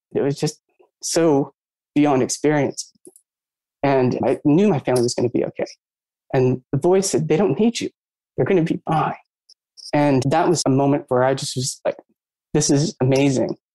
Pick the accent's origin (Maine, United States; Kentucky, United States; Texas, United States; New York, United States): Maine, United States; I grew up in Maine, or always around lakes and water